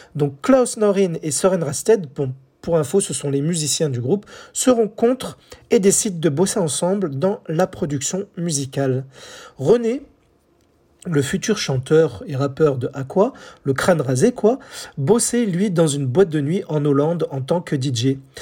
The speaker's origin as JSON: {"language": "French", "country": "France", "said": "chez nous, en France"}